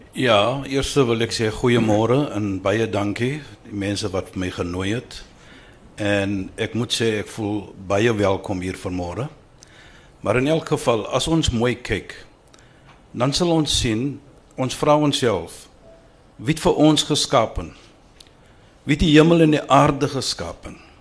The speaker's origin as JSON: {"language": "Afrikaans", "region": "Western Cape", "country": "South Africa", "said": "ek bewys net dat ek is van die Kaap."}